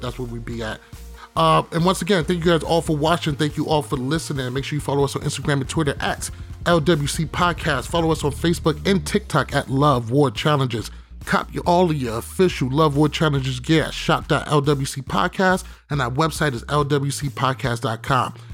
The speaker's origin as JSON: {"language": "English", "country": "United States", "said": "I'm from America"}